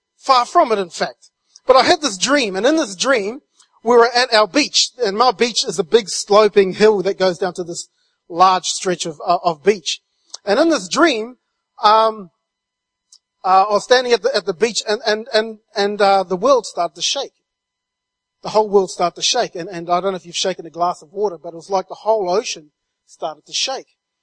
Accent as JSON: {"language": "English", "country": "New Zealand", "tie": "born or raised there", "moved": "as an adult", "said": "I'm from New Zealand, And I've been over here since 1999, but back in New Zealand, I was raised in a really small rural community"}